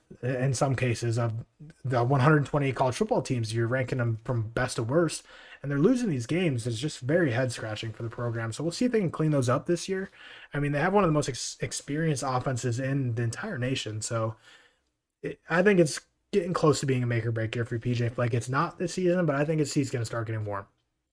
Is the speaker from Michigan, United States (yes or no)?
no; Minnesota, United States; also born or lived in Wisconsin; I'm born and raised in Minnesota